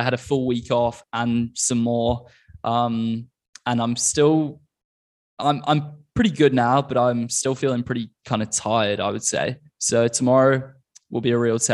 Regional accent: Queensland, Australia; moved away; in Australia where I grew up.

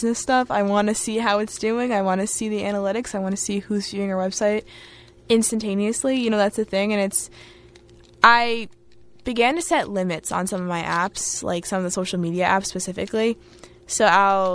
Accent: Long Island, New York, United States; I'm from New York. And I'm from Long Island, but I'm 15 minutes away from the city

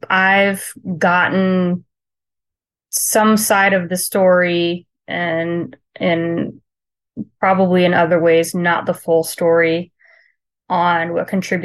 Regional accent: Charleston, South Carolina, United States; born there; I was born in Charleston, South Carolina, to a Navy dad

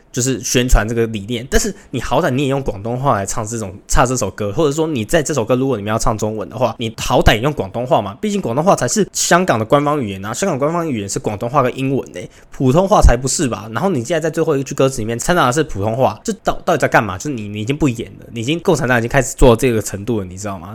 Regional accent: Taiwan; moved away as an adult; now in Hong Kong; 我是一个台湾人

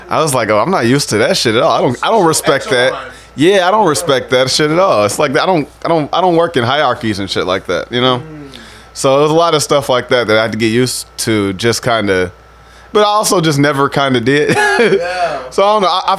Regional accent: Sauk Village, Illinois, United States; I grew up in Sauk Village

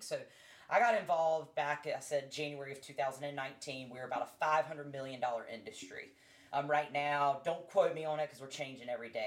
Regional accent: North Carolina, United States; I'm from North Carolina

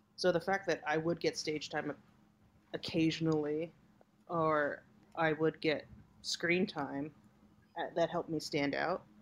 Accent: Hacienda Heights, California, United States; I'm actually from uh, San Gabriel Valley, Hacienda Heights

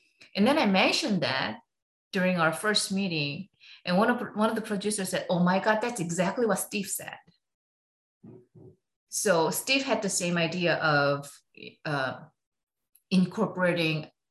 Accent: South Korea; now in United States; I was born and raised in Korea, so it's still in me

